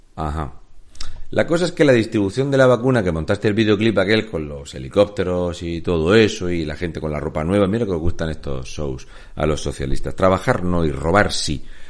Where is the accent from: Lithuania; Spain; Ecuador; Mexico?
Spain; Region of Murcia; now in Canary Islands, Spain; soy un murciano encabronado o un murciano empadronado en Canarias